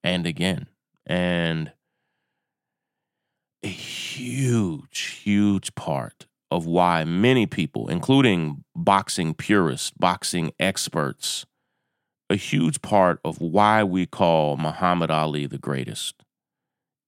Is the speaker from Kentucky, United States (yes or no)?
yes; right outside of Lexington, Kentucky, United States; I grew up right outside of Lexington, Kentucky, where college basketball is everything